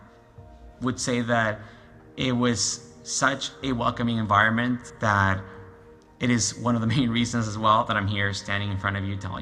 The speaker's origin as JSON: {"language": "English", "region": "Lima", "country": "Peru", "moved": "as an adult", "lives_now": "Canada", "said": "I'm from Lima, Peru. I've been in Canada for a little over 12 years now."}